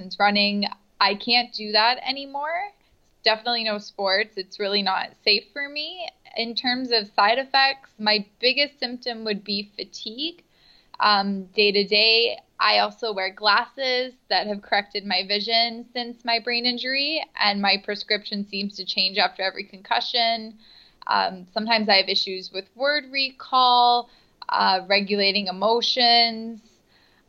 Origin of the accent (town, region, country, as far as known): Niagara Falls, Ontario, Canada; now in Toronto, Canada